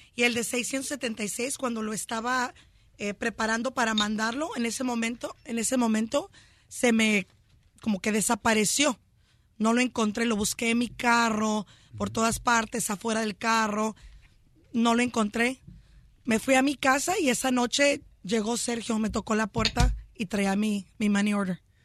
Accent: Chula Vista, California, United States; Yo soy de Chulavista, California, nací en Chulavista

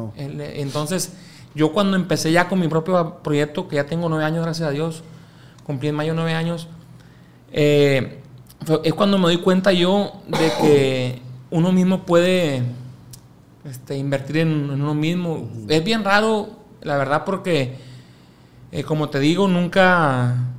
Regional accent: Mazatlán, Sinaloa, Mexico; also born or lived in Chihuahua; Yo soy de aquí de Mazatlán, Sinaloa, pero mi carrera inició en Chihuahua, Chihuahua capital.

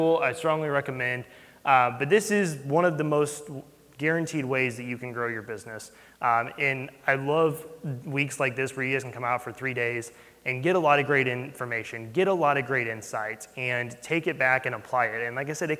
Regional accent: St. Louis, Missouri, United States; We're from St. Louis

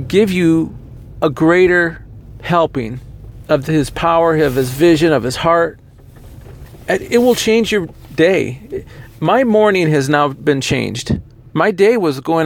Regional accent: United States; as an American

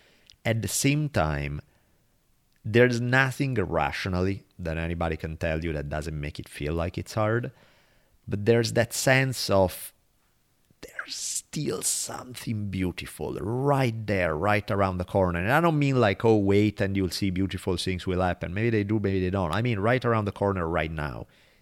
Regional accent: Italy; accent: Italian; I have an Italian accent.

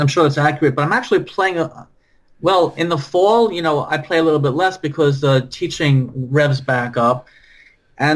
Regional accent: New Jersey, United States; We're both from Jersey

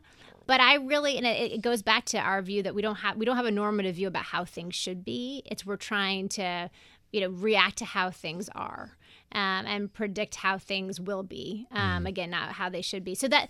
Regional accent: Denver, Colorado, United States; moved away; I'm from Denver.

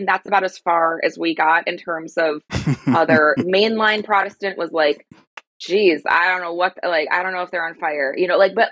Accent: outside of Chicago, Illinois, United States; I grew up outside of Chicago

